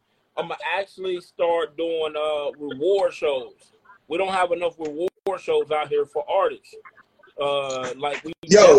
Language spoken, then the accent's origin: English; Dayton, Ohio, United States; I'm from Dayton, Ohio, bro.